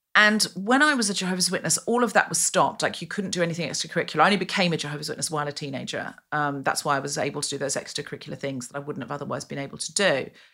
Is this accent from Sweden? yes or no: no; Australia; moved away; I was raised in Australia